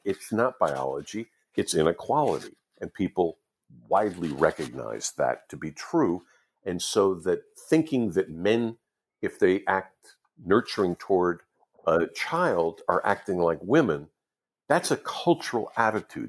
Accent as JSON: {"language": "English", "country": "United States", "tie": "born or raised there", "said": "the ones I grew up with in the United States"}